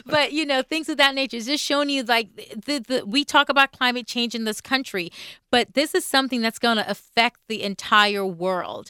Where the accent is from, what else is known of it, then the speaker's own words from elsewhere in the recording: Jamaica; moved away; I'm coming from Jamaica where it's a, a predominantly black country